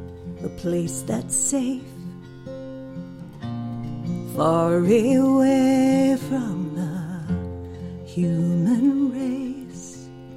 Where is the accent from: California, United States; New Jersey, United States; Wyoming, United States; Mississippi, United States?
Mississippi, United States; also born or lived in Utah; I came from Mississippi. Mm-hmm. To Utah